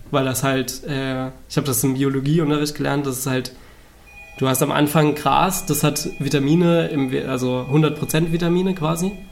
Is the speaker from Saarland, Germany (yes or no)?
yes; Saarland, Germany; now in Berlin, Germany; wohnhaft zurzeit in Berlin, ähm, komme aus dem Saarland ursprünglich